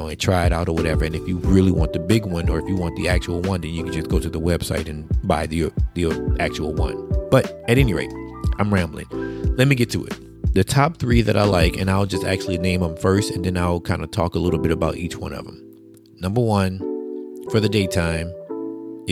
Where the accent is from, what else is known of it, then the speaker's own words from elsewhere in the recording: Plaquemine, Louisiana, United States; I'm from Plaquemine, which is not too far from Baton Rouge